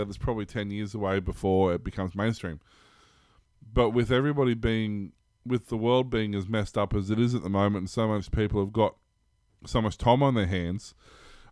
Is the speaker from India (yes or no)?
no; Australia